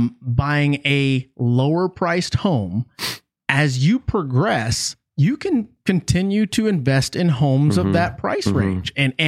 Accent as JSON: {"language": "English", "town": "San Antonio", "region": "Texas", "country": "United States", "said": "I'm from here. {S1} What part? {S0} San Antonio."}